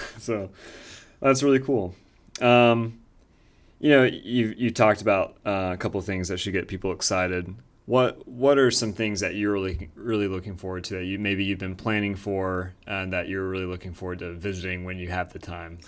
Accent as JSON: {"language": "English", "town": "Winston-Salem", "region": "North Carolina", "country": "United States", "tie": "born or raised there", "moved": "yes", "lives_now": "Raleigh, United States", "said": "I'm from Winston-Salem. We have the Dixie Classic Fair. I've been going to that since, uh, yeah, I was, I was very small. Now I live in Raleigh."}